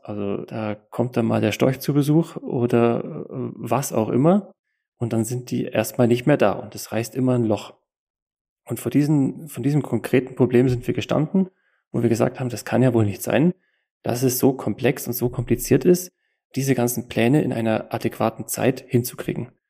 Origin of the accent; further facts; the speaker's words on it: Allgäu, Kempten, Bavaria, Germany; komme aus dem Allgäu in Kempten